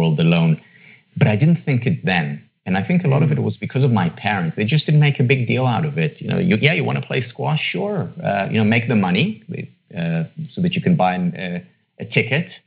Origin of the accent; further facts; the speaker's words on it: Israel; moved away; I was born and raised in Israel, in a city just outside Tel Aviv